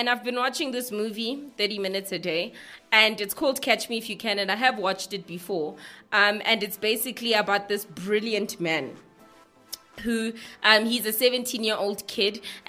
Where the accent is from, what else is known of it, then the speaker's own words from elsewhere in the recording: South Africa; I'm from South Africa